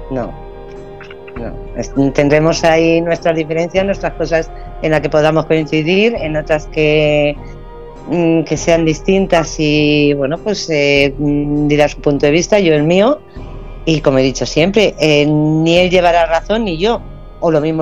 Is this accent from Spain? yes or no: yes; Spain; Qué leche, yo soy española, no inglesa.